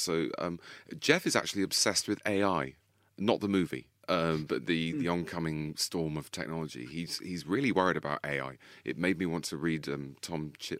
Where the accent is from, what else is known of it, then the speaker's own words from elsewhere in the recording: Boston, East Midlands, United Kingdom; moved away as an adult; I grew up there. I spent 20 years there. I was born in Boston, which is the most heavily voting town.